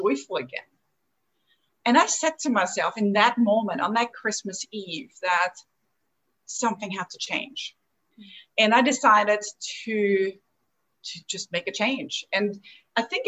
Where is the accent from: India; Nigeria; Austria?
Austria; moved away as an adult; also born or lived in Chicago, United States; now in Atlanta, United States; Where I'm from is from the little country, Austria, in the heart of Europe